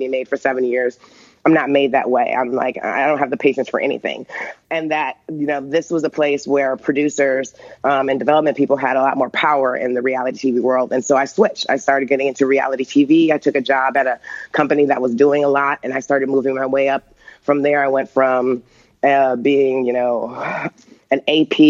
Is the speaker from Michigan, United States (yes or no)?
yes; Michigan, United States; moved away as an adult; I was from Michigan